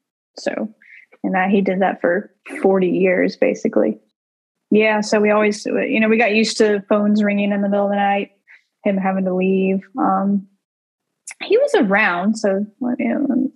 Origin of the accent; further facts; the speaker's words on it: Centreville, Alabama, United States; moved away as an adult; also born or lived in Baltimore; I grew up in a little town called Centerville in Alabama